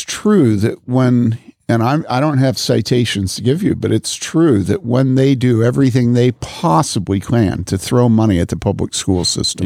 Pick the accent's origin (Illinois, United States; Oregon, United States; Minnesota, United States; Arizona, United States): Illinois, United States; Wheaton; moved away; also born or lived in Madison / Boulder; growing up in Wheaton